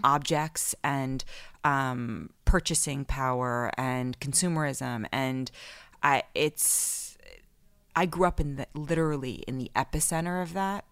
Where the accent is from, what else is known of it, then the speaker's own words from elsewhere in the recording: New York City, New York, United States; I grew up in Manhattan in the eighties and nineties